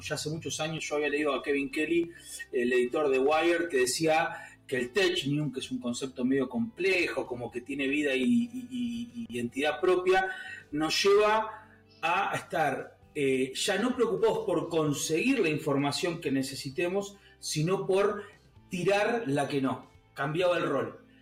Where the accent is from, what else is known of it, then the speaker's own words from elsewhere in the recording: San Martín, Buenos Aires Province, Argentina; me crié en un barrio, me crié en San Martín